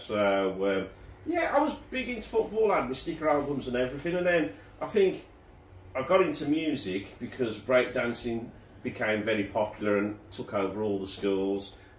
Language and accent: English; Wolverhampton, West Midlands, United Kingdom; I am from Wolverhampton.